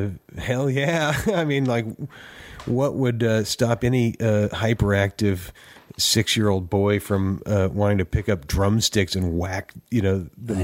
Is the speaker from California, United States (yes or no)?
yes; Oakland, California, United States; moved away as an adult; now in Nashville, United States; Well, Oakland, California. Okay. Born and raised. And My wife and kids and I moved to Nashville in 2000.